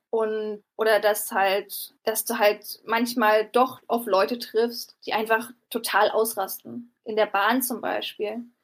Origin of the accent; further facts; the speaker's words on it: Berlin, Germany; Also ich komme auch aus Berlin, deswegen ist der Unterschied ähm, in der Sauberkeit ähm, der Stadt schon ähm, dramatisch.